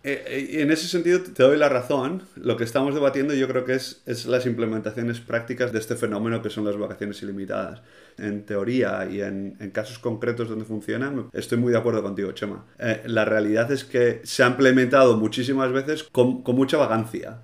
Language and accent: Spanish; Spain; Como español, además, que, que vengo de, de, la cultura de tomarte agosto entero libre